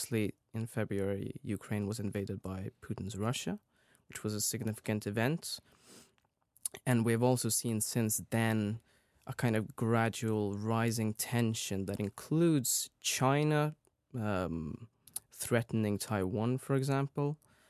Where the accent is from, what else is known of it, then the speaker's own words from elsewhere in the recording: Sweden; Yes, so as you said … I'm from Sweden.